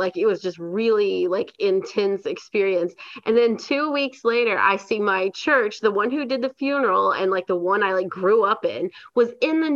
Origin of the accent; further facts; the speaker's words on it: Cleveland, Tennessee, United States; moved away; my hometown of Cleveland, Tennessee, and it's a very conservative town